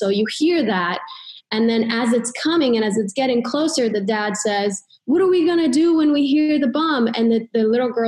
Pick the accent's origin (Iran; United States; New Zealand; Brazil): Iran; moved away; I grew up in Iran, and when I was little, there was war and there were bombs